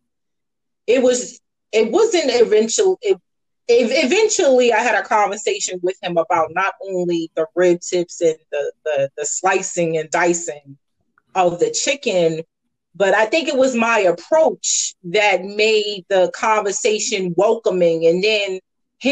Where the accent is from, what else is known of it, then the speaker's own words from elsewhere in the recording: New York City, New York, United States; now in Atlanta, United States; I'm born and raised in the Bronx and Staten Island